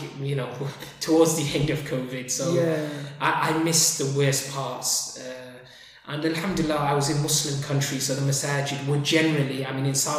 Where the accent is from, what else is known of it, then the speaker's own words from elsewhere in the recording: Sheffield, Yorkshire and the Humber, United Kingdom; also born or lived in Liverpool / Somalia / Yemen / Egypt; Liverpool. But I've grown up in Sheffield since my early years.